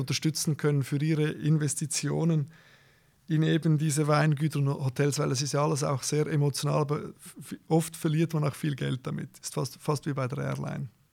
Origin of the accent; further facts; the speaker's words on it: Zurich, Switzerland; ich bin natürlich geboren in Zürich, äh, habe meine Ausbildung gemacht